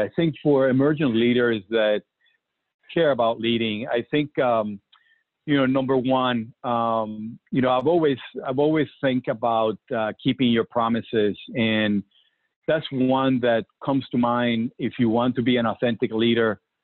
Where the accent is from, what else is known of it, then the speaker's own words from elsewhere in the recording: Puerto Rico; I remember growing up in Puerto Rico